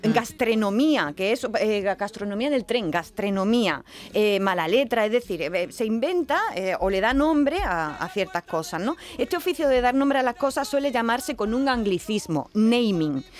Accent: Andalusia, Spain

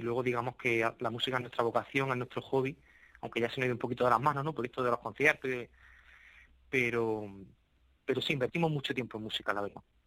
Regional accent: Andalusia, Spain; Yo soy de un pequeño municipio, de hecho, eh, eh, cuatro de los cinco integrantes somos de Ciñano que es un municipio que ya linda con la provincia de, Granada

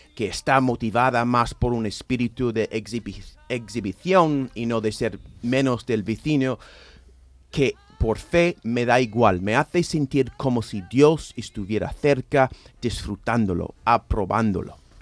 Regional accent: United States; now in Seville, Spain; los católicos estadounidenses y algunos evangélicos lúgubres nos regodeamos tanto en el lado masoquista de nuestro credo

